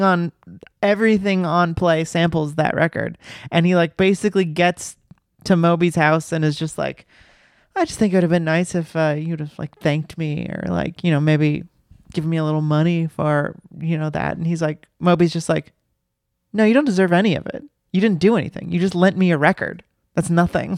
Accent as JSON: {"language": "English", "region": "the South", "country": "United States", "tie": "born or raised there", "said": "I grew up in the South"}